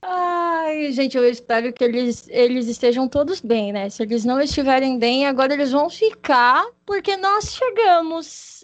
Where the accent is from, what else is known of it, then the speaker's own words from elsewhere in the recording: Paraná, Brazil; now in São Paulo, Brazil; eu sou paranaense, eu nasci no, no estado do Paraná, porém eu estou morando na nossa querida capital do estado de São Paulo